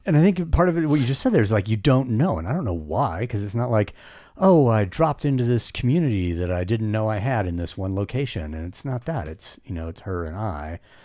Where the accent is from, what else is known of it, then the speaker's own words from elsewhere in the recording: the West, United States; I was born and raised in the West